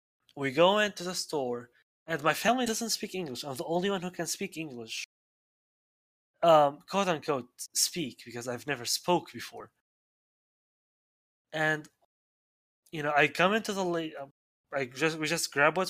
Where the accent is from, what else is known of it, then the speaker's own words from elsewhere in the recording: Syria; first language Arabic; English is a second language; now in United States; I am from Syria